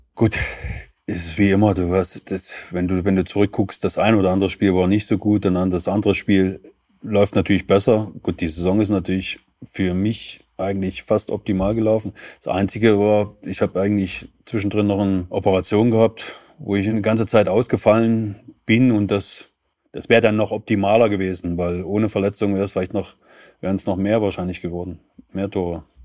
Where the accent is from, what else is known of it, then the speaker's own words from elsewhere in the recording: Leipzig, Saxony, Germany; moved away as an adult; also born or lived in Torgau / Kaiserslautern / Dresden; geboren in Torgau in Sachsen, groß geworden in Leipzig